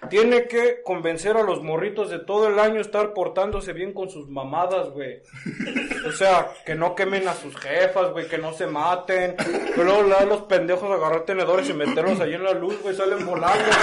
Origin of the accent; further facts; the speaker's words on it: Ecatepec, State of Mexico, Mexico; born there; No, yo nací en Ecatepec.